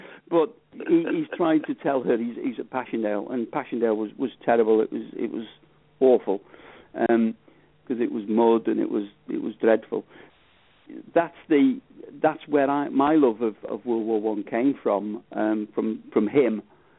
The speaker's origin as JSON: {"language": "English", "country": "United Kingdom", "said": "So I don't just portray the fact that I'm British. Yes, I am a British soldier."}